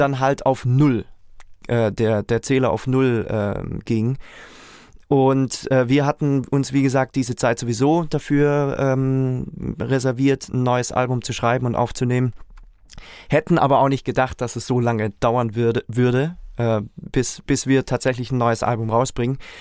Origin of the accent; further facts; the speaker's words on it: Reutlingen, Baden-Württemberg, Germany; ich komme aus Reutlingen